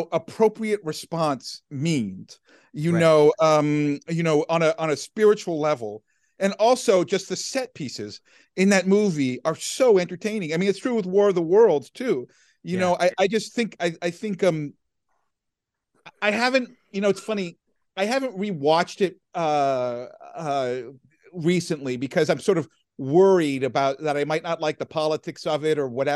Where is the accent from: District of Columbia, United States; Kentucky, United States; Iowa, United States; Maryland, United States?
District of Columbia, United States; Washington; I grew up in Washington, D.C.